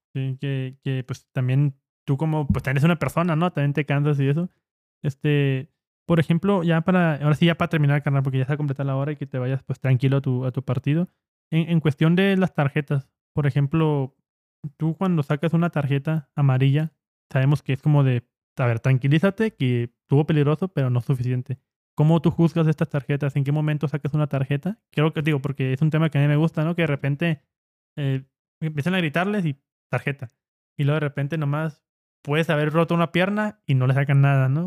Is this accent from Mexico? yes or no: yes; Ciudad Juárez, Chihuahua, Mexico; somos de Juárez